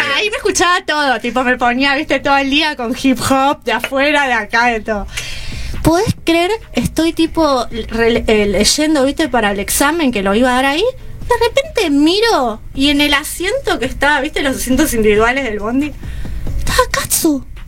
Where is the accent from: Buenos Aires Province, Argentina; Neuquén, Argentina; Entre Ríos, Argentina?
Buenos Aires Province, Argentina; Lomas del Mirador; Soy del oeste de Lomas del Mirador